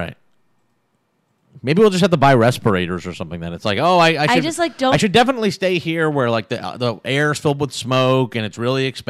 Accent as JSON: {"language": "English", "region": "New York", "country": "United States", "tie": "born or raised there", "moved": "yes", "lives_now": "California, United States", "said": "In New York, of course. I'm a New Yorker."}